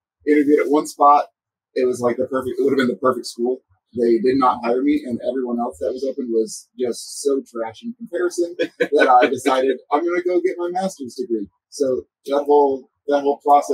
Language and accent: English; Illinois, United States; moved away as an adult; also born or lived in Montana; I grew up in Illinois